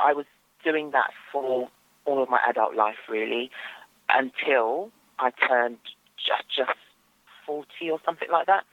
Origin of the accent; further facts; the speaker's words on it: London, United Kingdom; So I grew up in East London, not far from Stratford, and I'm still in East London, actually